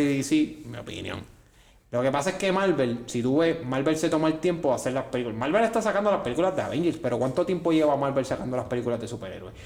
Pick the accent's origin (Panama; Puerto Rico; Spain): Puerto Rico; San Juan; yo soy de Santurce